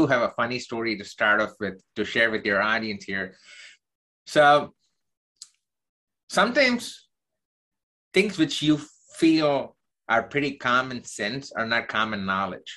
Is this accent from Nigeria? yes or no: no; South India, India; accent: Southern Indian mixed with American; moved away as an adult; now in United States; I grew up in the southern part of India, and I was there till my undergrad.